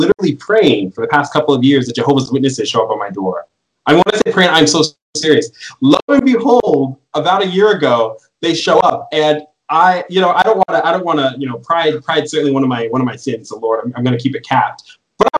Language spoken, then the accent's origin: English; Elizabeth, Colorado, United States; So I'm cradle Catholic, born and raised. I grew up in the Novus Ordo. I come from a really, really small hick town, middle of nowhere, called Elizabeth, Colorado.